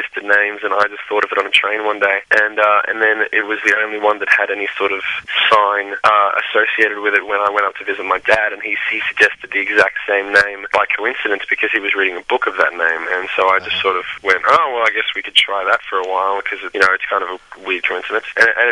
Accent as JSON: {"language": "English", "country": "Australia", "moved": "as an adult", "said": "we came from Australia and we're over in the States"}